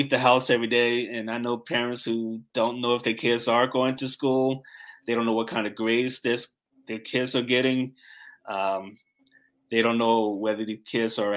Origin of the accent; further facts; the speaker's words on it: Newark, New Jersey, United States; I grew up in Newark, New Jersey